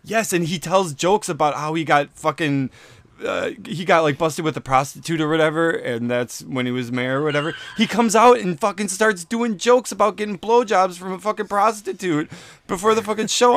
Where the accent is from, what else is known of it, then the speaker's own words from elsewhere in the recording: Milwaukee, Wisconsin, United States; I, I grew up in Bayview